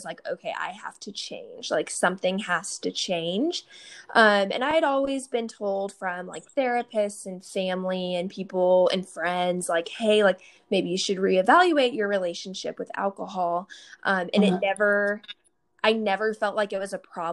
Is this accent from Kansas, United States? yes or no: yes; Kansas, United States; now in Dallas, United States; I am originally from Kansas, but I live in Dallas, Texas right now